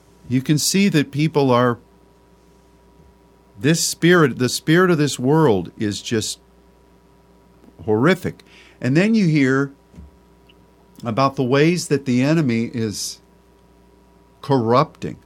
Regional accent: Pennsylvania, United States; moved away; also born or lived in Texas; Texas is my home state. But the land of my upbringing, Pennsylvania

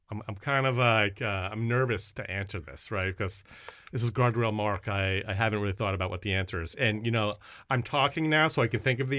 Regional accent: Canada; I'm from Canada. It's French, Korean, uh

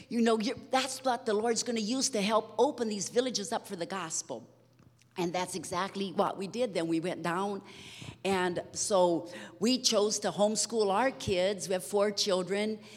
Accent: Brazil; so, anyhow, we were raised in Brazil.

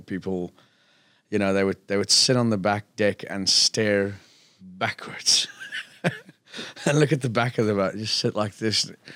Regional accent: South Africa; now in Phuket, Thailand; being South African

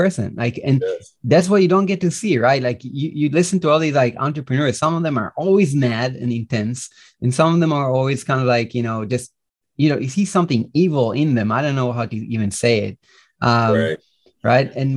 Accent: Israel; English is a second language; also born or lived in Minneapolis, United States; I reside in Israel. That's where I was born and raised. I lived 3 years in the US, by the way. I don't know if you guys know this, but I lived 3 years in Minneapolis. That's where I got my English as a kid

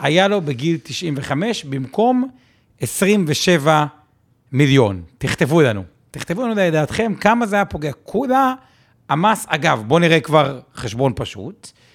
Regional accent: Haifa, Haifa District, Israel; אני פשוט חיפאי

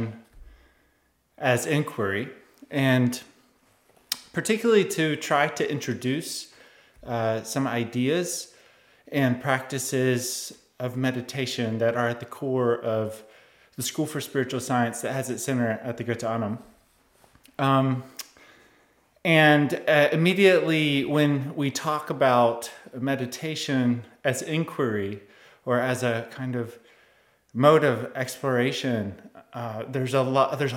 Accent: United States; I'm of course from the United States

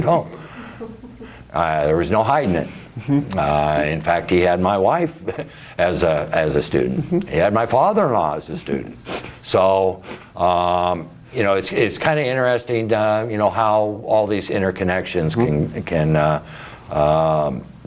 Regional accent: McMinnville, Oregon, United States; I was born and raised in McMinnville

